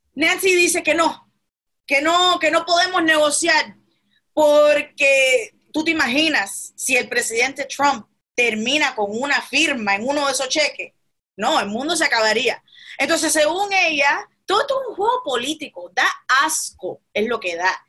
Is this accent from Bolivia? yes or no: no; Cuba; now in United States; en Cuba, donde yo nací